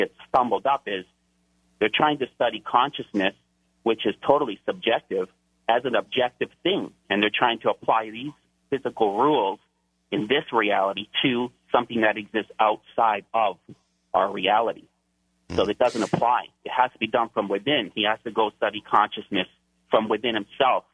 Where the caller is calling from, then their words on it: Hawaii, United States; I'm calling from Hawaii